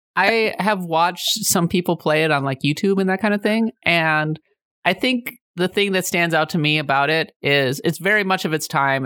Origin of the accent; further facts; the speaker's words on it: Minnesota, United States; I'm way more in touch with my German and Norwegian heritage because I'm from Minnesota